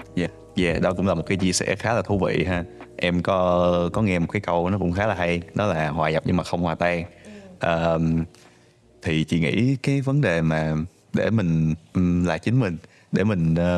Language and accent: Vietnamese; Ho Chi Minh City, Vietnam; now in Canada; mình cũng sinh ra ở Sài Gòn